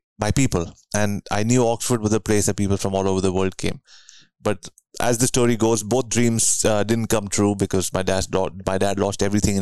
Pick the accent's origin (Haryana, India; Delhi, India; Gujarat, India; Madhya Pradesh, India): Delhi, India; New Delhi; moved away as an adult; now in Vancouver, Canada; I grew up in New Delhi, India, and then many years later, moved to Vancouver, Canada